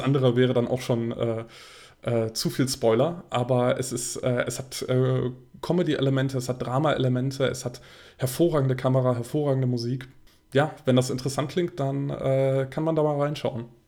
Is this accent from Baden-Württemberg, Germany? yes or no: no; Bonn, North Rhine-Westphalia, Germany; in einem Studentenkino in äh, Bonn. Äh, das ist meine Heimatstadt